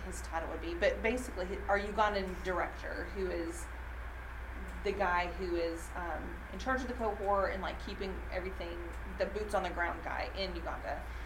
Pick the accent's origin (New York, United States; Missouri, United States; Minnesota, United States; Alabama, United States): Alabama, United States; also born or lived in Tennessee; now in Nashville, United States; I grew up in Alabama. I've lived in Tennessee